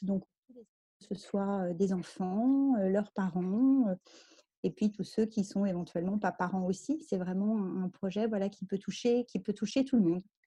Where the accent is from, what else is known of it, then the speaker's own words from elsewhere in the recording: France; je suis française